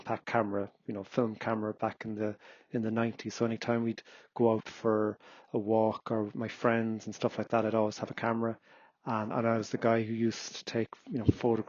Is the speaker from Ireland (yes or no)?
yes; Cork, Munster, Ireland; moved away as an adult; now in Kerry, Ireland; originally hailing from Cork City. I was born and bred in Douglas.